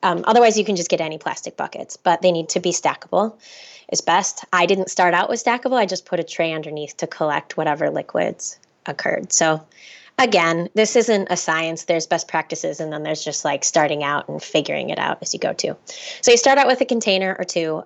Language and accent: English; Minnesota, United States; I'm from Minnesota